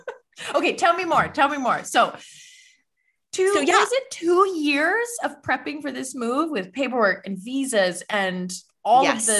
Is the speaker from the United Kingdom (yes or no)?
no; Canada; I am from Canada, as you know, but I am from literally the most southern point of Canada. We are technically the same latitude as Northern California, like the way we technically the very, very top of California.